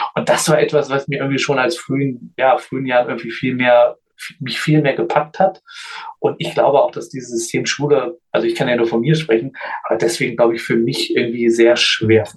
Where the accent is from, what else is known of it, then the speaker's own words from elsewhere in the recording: Göttingen, Lower Saxony, Germany; ich bin in Göttingen geboren und aufgewachsen